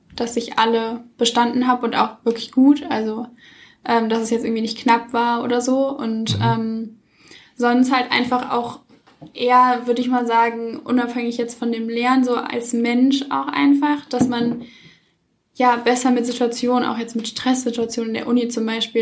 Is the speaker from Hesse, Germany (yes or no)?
no; Cologne, North Rhine-Westphalia, Germany; moved away as an adult; now in Munich, Germany; komme ursprünglich aus Köln, bin jetzt aber fürs Studium nach München gezogen